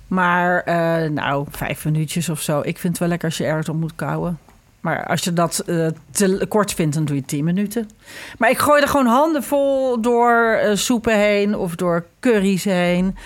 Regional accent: Ireland; now in Netherlands; ik groeide natuurlijk op in Ierland met Halloween

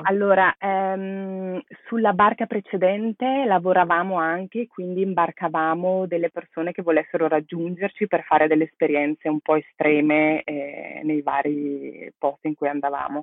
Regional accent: Brescia, Lombardy, Italy; moved away as an adult; also born or lived in Barcelona; sono originaria di Brescia

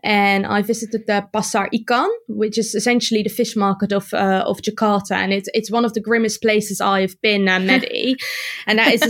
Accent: Netherlands; moved away; I grew up in the Netherlands

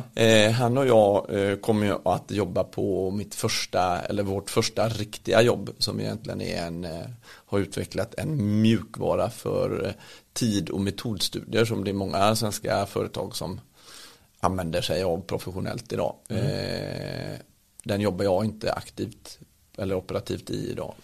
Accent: Partille, Västra Götaland, Sweden; jag kommer ju från Partille, eh, en liten bit utanför eh, Göteborg. Och har väl vuxit upp med mamma och pappa

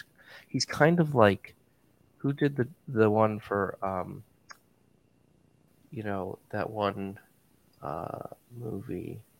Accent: Chagrin Falls, Ohio, United States; my hometown of Chagrin Falls, Ohio, USA

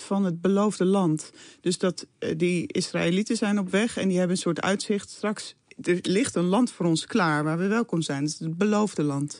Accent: Netherlands; ik ben eh, geboren in Nederland. Mijn grootouders zijn ook allemaal geboren in Nederland

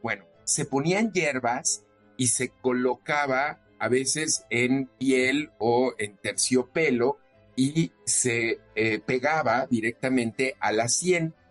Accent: Mexico; los logros que tenemos como mexicanas, como mexicanos

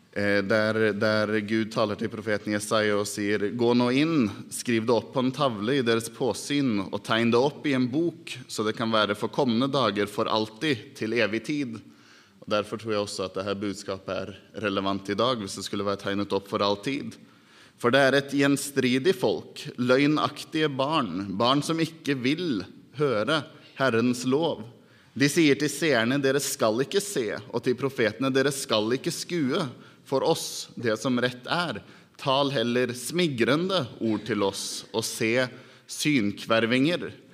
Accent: Norway; Swedish is a second language; also born or lived in Dal; hemma i Norge

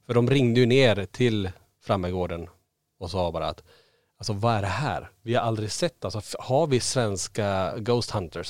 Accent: Kiruna, Norrbotten County, Sweden; now in Borås, Sweden; jag och Niklas vi är födda och uppvuxen i Kiruna. Vi har bott faktiskt lika länge nere i Borås, eh, faktiskt längre nu, eh, än vi har bott i Kiruna

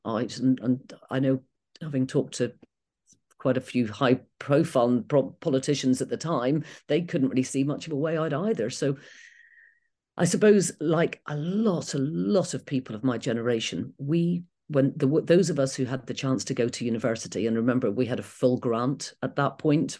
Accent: Belfast, Northern Ireland, United Kingdom; moved away; growing up in Northern Ireland

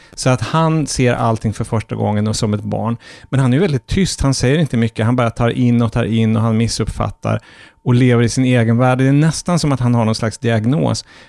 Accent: Norrfjärden, Norrbotten County, Sweden; min barndom i Norrfjärden, som var en slags liten förortsby till Piteå

